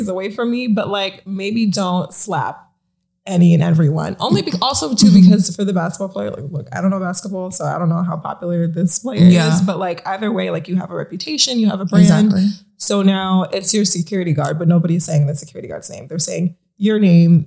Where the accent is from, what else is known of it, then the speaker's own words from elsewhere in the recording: Long Island, New York, United States; I'm born and raised on Long Island